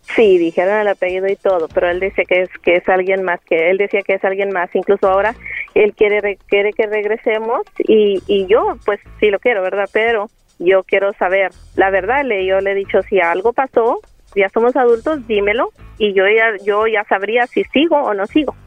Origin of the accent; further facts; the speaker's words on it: Coahuila, Mexico; now in San Antonio, United States; Yo soy de Coahuila, pero vivo aquí en San Antonio, Texas.